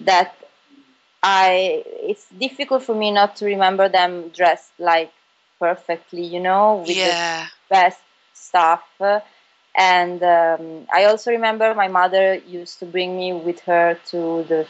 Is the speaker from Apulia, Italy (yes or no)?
yes; Bari, Apulia, Italy; moved away as an adult; also born or lived in Milan; I was born and raised in Bari, which is a town in South Italy, Puglia.